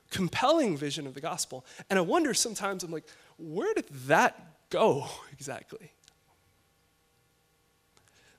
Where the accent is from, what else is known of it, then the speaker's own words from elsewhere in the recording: Chicago, Illinois, United States; now in Los Angeles, United States; I'm from Chicago